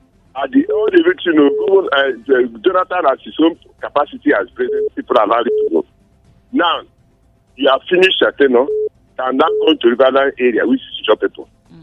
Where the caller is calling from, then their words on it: Plateau, Nigeria; I'm calling from Obolo Major School in Anglo Church, Plateau State, Nigeria.